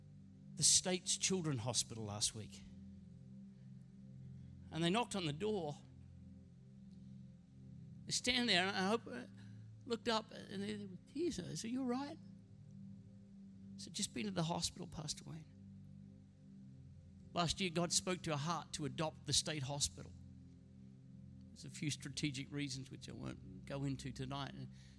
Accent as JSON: {"language": "English", "region": "Queensland", "country": "Australia", "tie": "born or raised there", "said": "You know, growing up in Queensland, I was privileged. A couple of the homes we lived in had these magnificent Bowen mango trees."}